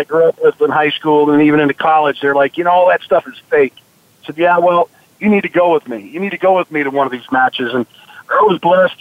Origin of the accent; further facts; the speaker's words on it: Las Vegas, Nevada, United States; growing up in Las Vegas, we were boxing fans